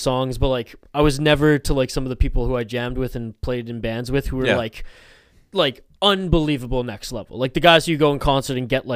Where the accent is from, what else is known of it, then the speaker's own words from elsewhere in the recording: Canada; moved away as an adult; now in United States; my hometown and where I moved here from, Canada